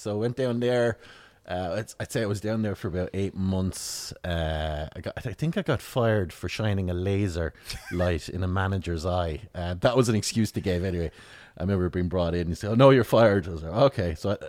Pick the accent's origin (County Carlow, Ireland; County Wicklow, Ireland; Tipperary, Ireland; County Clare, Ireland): Tipperary, Ireland; Mullinahone; I'm from Mullinahone. I'm up in Tip, middle of nowhere, outside Mullinahone, rural Mullinahone. Like, I mean, in the middle of a lot of farmers. So I grew up in up the hills in Mullinahone